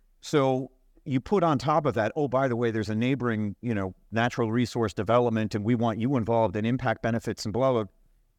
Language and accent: English; Newfoundland and Labrador, Canada; but I grew up in Labrador, and I know these communities